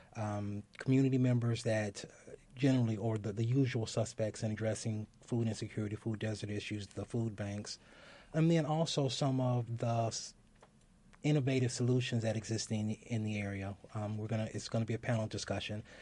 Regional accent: Gary, Indiana, United States; moved away; I'm originally from Gary

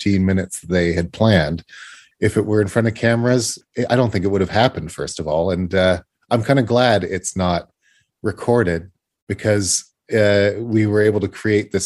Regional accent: Canada; I'm a Canadian boy

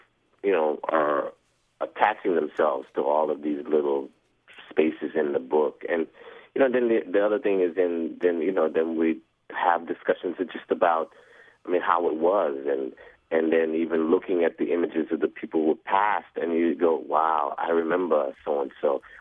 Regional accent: New York City, New York, United States; I'm from New York

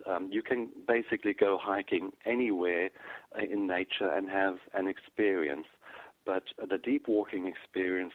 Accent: South Africa; I grew up in South Africa

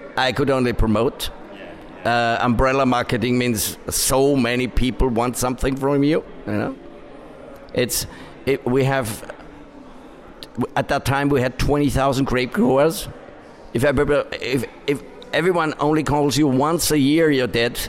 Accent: Upper Austria, Austria; I come from Upper Austria where they brew beer or where they do cider

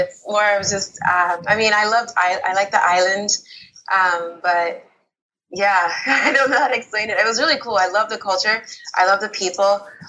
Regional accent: United States; born there; I was born in America, but my family's originally from Nigeria.

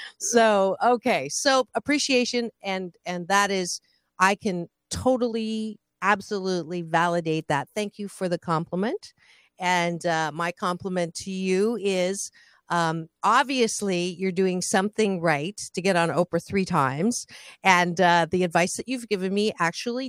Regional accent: United States; I'm American, even though I look Swedish

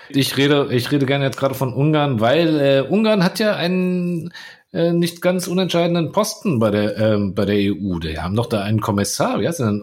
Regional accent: Croatia; als Kroate

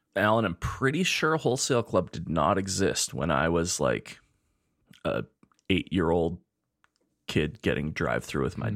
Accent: Spruce Grove, Alberta, Canada; now in Edmonton, Canada; when I was growing up in Spruce Grove

